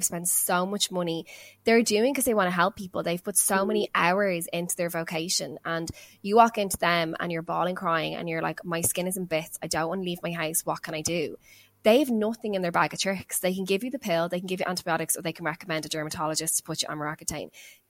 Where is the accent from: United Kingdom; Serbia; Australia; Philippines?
Australia; growing up in Australia, not realizing it.